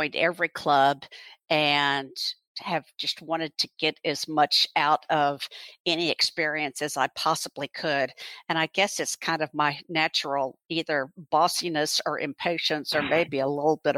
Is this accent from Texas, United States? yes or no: yes; Houston, Texas, United States; also born or lived in Louisville, Kentucky / Rochester, Minnesota; now in Fort Worth, United States; I grew up in Houston, went through K through 12 public school there